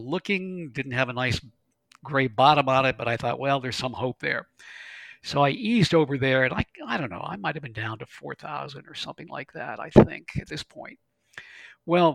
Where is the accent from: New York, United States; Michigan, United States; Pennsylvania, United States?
Pennsylvania, United States; Western; I'm from Western Pennsylvania